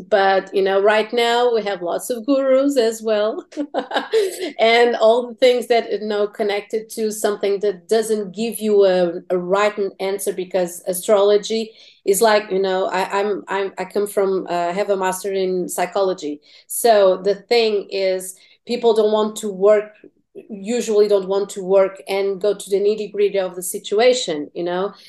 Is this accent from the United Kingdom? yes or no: no; Portugal; English is a second language; also born or lived in Tennessee